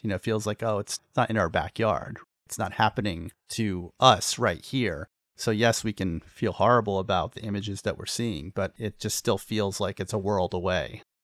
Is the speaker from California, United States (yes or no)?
no; Pennsylvania, United States; I grew up in Pennsylvania